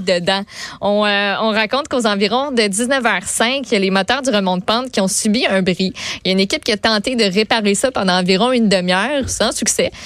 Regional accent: Quebec, Canada; on est des Québécois

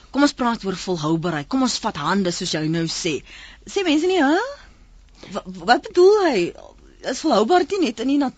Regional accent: Bishop Lavis, Western Cape, South Africa; ek sit in Bishoblywes, ek kom van Bishoblywes.

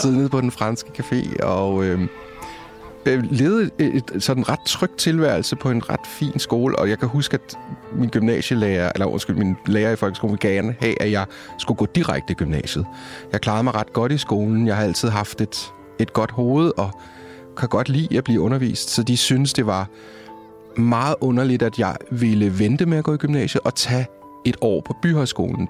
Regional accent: Copenhagen, Capital Region of Denmark, Denmark; jeg er fra Østerbro, Indre Østerbro. Øh, jeg har gået på Ingrid Jespersens privatskole.

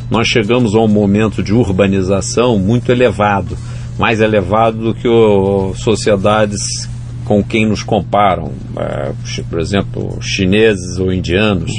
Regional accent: Brazil; como brasileiro

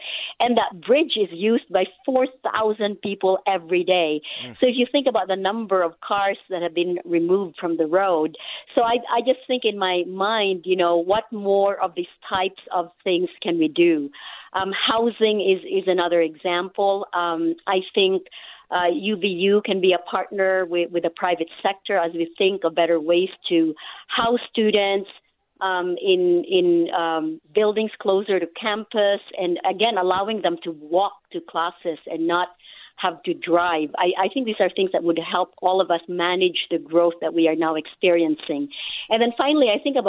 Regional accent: Philippines; also born or lived in Hong Kong / Singapore / Russia; now in Utah, United States; I was born and raised in the Philippines, which is a very poor country

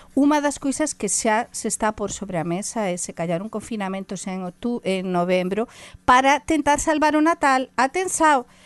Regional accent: La Rioja, Spain; Portuguese is a second language; also born or lived in Galicia; now in Portugal; Na, na Rioja, por exemplo, a Minha terra, não é? Teño a mistura, sabem da Rioja e da Galiza

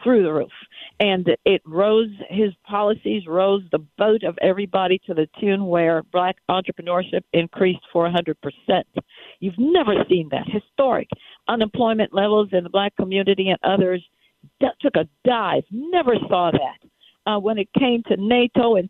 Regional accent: New York, United States; moved away; I'm a New Yorker. I was raised in New York.

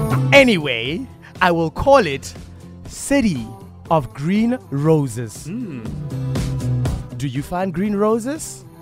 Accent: Bloemfontein, Free State, South Africa; my hometown is Bloem

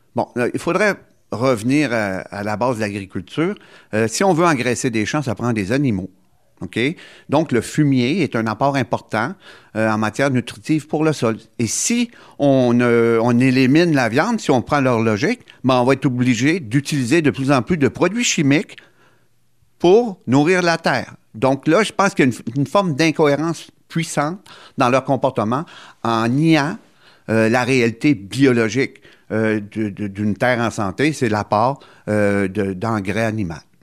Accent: Gaspésie, Quebec, Canada; chez nous, en Gaspésie

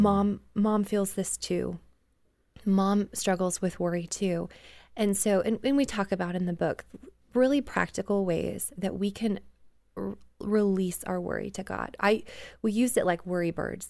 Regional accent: Canada; and I grew up in Canada

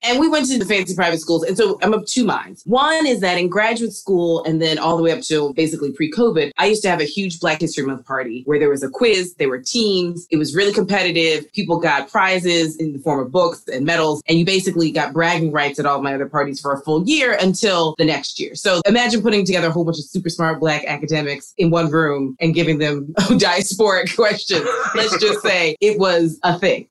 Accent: Philadelphia, Pennsylvania, United States; I grew up in Philly

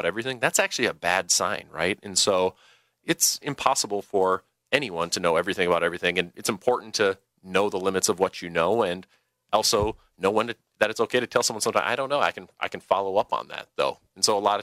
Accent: Lancaster, Wisconsin, United States; from my hometown. I'm from Lancaster, Wisconsin

